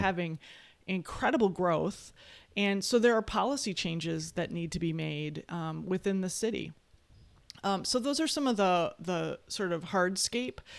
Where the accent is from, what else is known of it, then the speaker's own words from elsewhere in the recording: West Bend, Wisconsin, United States; now in Madison, United States; I come from, I was born in West Bend, Wisconsin, a small, very conservative town in Wisconsin